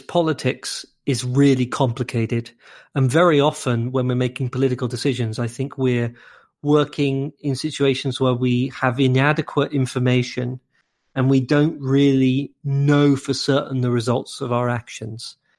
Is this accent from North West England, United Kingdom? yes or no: no; London, United Kingdom; moved away as an adult; also born or lived in Cambridge, England / Cambridge, Massachusetts, United States; now in Saint Louis, United States; I'm from London in England, and I lived in Cambridge in England